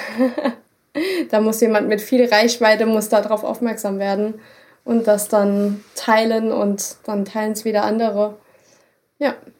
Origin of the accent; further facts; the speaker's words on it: Germany; bei uns in Deutschland